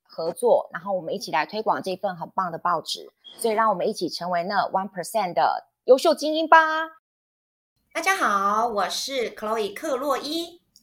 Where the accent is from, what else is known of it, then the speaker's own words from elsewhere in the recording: Taiwan; 我们台湾人如果能够先站出来放眼世界，先去认识一下大家